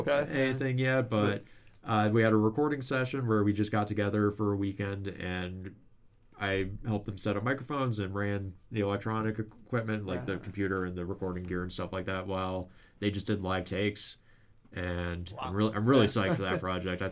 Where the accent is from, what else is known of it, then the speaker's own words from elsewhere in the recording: Lakeville, Minnesota, United States; moved away as an adult; also born or lived in Mankato; now in Winona, United States; we're all from Lakeville